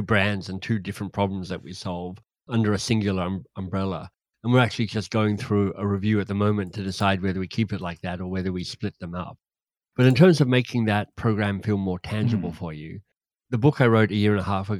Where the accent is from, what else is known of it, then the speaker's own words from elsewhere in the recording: Australia; moved away as an adult; also born or lived in Oxford, England; now in Toronto, Canada; But I'm Australian originally and grew up happily in Australia. Left Australia when I was in my mid-20s.